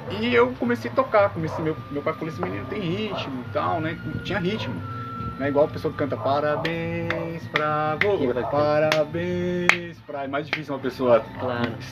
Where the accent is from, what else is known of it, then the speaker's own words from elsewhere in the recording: Santo André, São Paulo, Brazil; moved away as an adult; also born or lived in Jaguariúna; now in Morro de São Paulo, Brazil; Sou de São Paulo, sou de Santo André, ABC Paulista, nasci lá, né? E toda a minha vida foi gerado lá nessa cidade